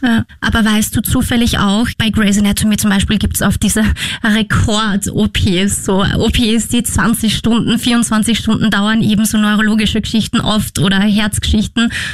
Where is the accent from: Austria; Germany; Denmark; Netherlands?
Austria; bei uns in Österreich